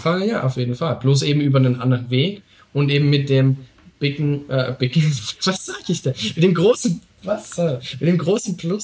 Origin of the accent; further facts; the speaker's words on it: Saxony, Germany; ich komme eben aus Sachsen